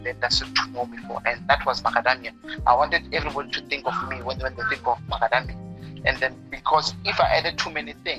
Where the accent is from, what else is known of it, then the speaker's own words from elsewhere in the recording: Venda, Limpopo, South Africa; moved away as an adult; also born or lived in Pretoria / Western Cape; I grew up in a village called Manamani. Manamani in Venda. It's just outside Thendo. That's where I was born, and that's where I grew up.